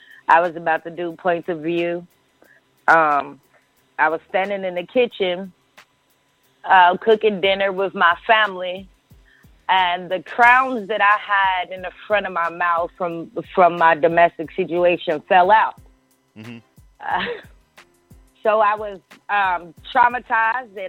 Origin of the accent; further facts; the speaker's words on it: Houston, Texas, United States; moved away as an adult; now in Atlanta, United States; I'm a DJ from Houston, and I've moved to Atlanta in 2014